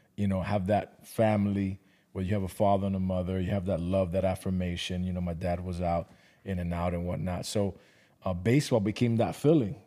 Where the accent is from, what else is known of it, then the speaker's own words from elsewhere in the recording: Miami, Florida, United States; now in Atlanta, United States; I was born and raised in Miami